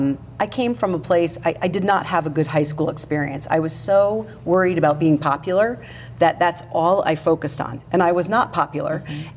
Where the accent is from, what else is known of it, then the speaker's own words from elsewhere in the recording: New Jersey, United States; moved away; from New Jersey